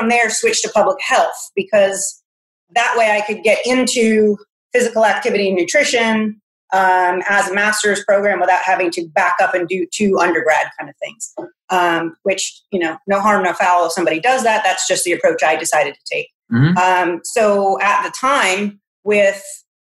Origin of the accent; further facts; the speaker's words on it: Massachusetts, United States; moved away as an adult; now in South Carolina, United States; I'm originally from Massachusetts.